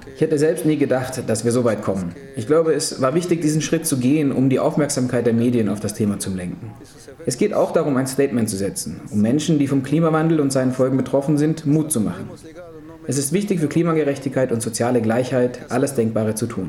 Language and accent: German; Huaraz, Ancash, Peru; unweit meiner Heimatstadt Huaraz